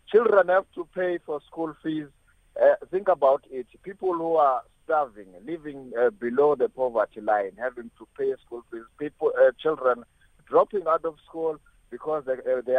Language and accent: English; South Africa; I am South African.